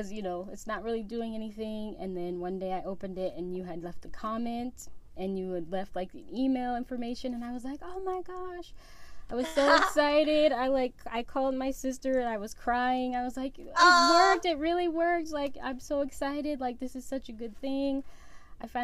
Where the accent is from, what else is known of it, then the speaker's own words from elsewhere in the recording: San Diego, California, United States; I'm from San Diego.